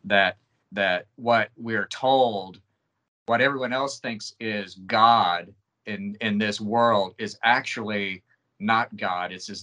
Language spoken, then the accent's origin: English; United States; I'm American